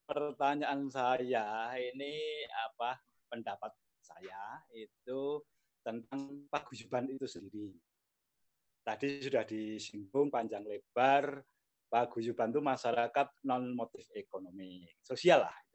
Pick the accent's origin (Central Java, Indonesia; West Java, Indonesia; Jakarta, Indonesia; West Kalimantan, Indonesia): Central Java, Indonesia; Boyolali; Saya, saya jadi juga punya pengalaman dalam membangun di desa asal kami di Boyolali.